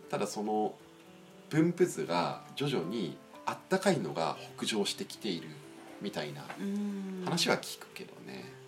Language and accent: Japanese; Niigata, Japan; 新潟で俺の実家周り